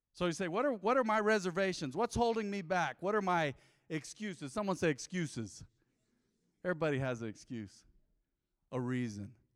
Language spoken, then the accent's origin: English; United States; growing up on Southside